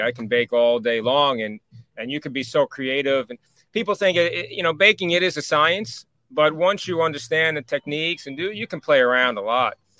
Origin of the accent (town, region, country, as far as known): Rockland County, New York, United States; moved away; also born or lived in Spring Valley